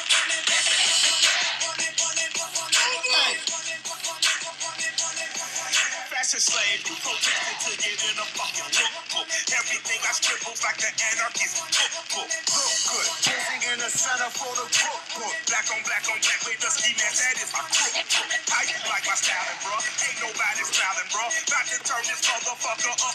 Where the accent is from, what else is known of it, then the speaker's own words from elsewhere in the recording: Buffalo, New York, United States; I grew up in Buffalo, going to Buffalo Bills games